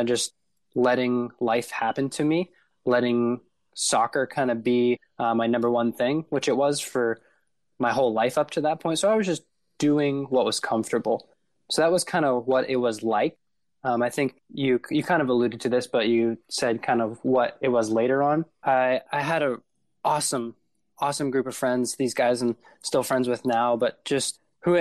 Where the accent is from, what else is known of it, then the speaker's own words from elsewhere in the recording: Warren, Ohio, United States; moved away as an adult; also born or lived in Wheeling, West Virginia; I grew up in Warren, Ohio, which is pretty close to Youngstown in northeastern Ohio